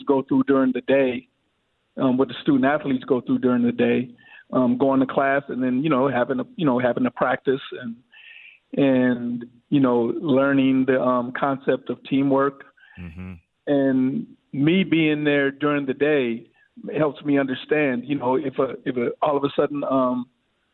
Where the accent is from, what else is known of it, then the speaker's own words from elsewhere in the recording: St. Paul, Minnesota, United States; I was from St. Paul, and I lived in the Central neighborhood